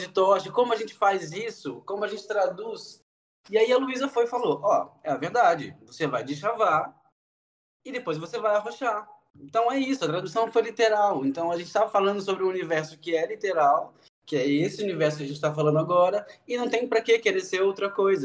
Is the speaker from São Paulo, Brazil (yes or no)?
no; Juiz de Fora, Minas Gerais, Brazil; now in Natal, Brazil; Eu sou de Juiz de Fora, na verdade, uma cidade do interior